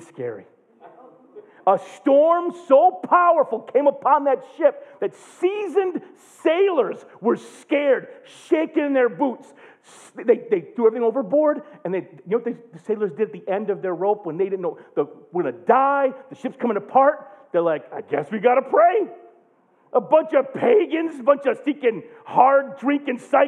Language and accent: English; United States; as an American